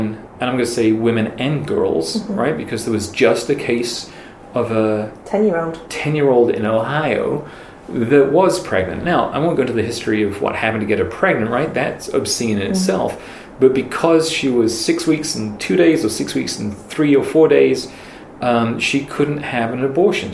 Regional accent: York, Yorkshire and the Humber, United Kingdom; moved away as an adult; now in United States; I was born in York, England. I'm from here

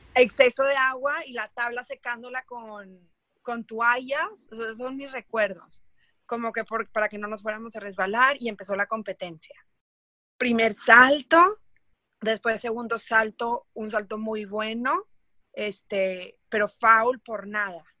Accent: Mexico; soy mexicana, saltadora de longitud

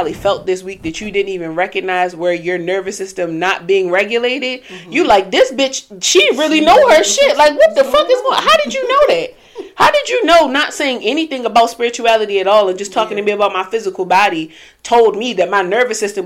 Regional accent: Baltimore, Maryland, United States; Growing up in Baltimore City

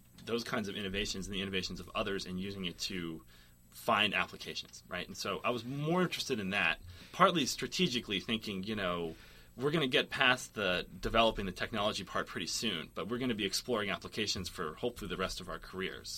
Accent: Boston, Massachusetts, United States; moved away as an adult; also born or lived in Portland / California; now in Berkeley, United States; I'm from Boston

